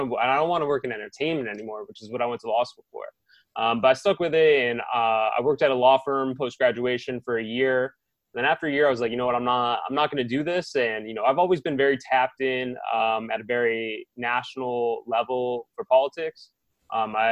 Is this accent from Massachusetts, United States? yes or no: yes; Chicopee, Massachusetts, United States; also born or lived in California; now in Los Angeles, United States; I'm from Chicopee, Massachusetts. And so I moved to California to live with my uncle.